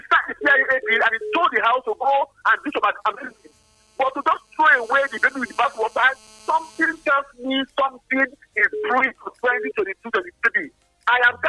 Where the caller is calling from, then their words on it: Agbado, Ogun State, Nigeria; I'm calling from Agbado.